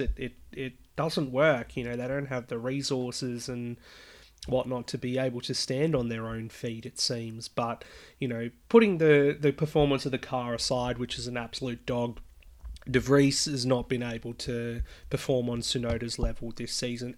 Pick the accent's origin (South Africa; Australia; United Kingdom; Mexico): Australia; I'm Australian